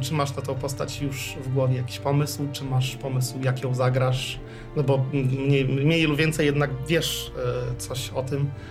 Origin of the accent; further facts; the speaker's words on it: Poland; jestem z Polski